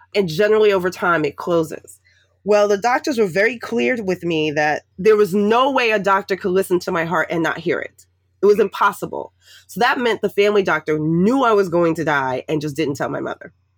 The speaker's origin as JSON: {"language": "English", "town": "New York City", "region": "New York", "country": "United States", "tie": "born or raised there", "also_born_or_lived": "Washington, D.C. area", "moved": "as an adult", "said": "I grew up in the projects in Harlem and the Bronx, um, New York City."}